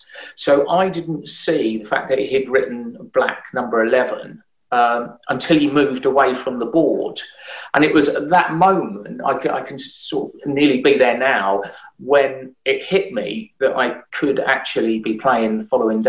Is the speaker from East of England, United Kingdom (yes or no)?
yes; Luton, East of England, United Kingdom; my hometown club of Luton